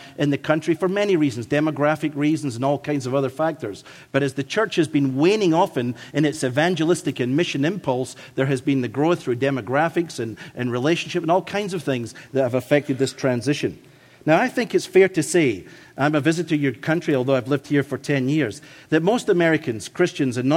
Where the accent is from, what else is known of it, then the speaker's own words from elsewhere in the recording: Scotland, United Kingdom; accent: Scottish; my Scottish accent